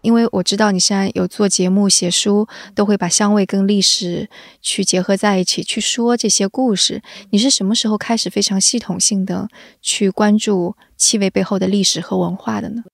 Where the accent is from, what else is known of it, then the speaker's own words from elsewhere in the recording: Jiangsu, China; 我是江苏人